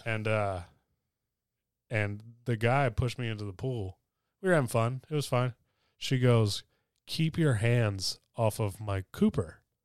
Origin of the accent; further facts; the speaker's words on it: the South, United States; I grew up in the South